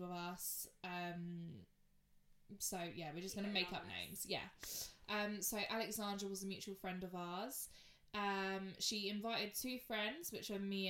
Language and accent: English; Hertfordshire, East of England, United Kingdom; I'm also from Hertfordshire, also 23